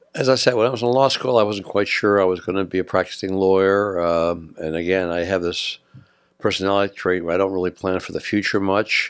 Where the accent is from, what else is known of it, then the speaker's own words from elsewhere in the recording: New Jersey, United States; moved away as an adult; also born or lived in upstate New York; now in San Mateo County, United States; I was born and went to school in New Jersey and upstate New York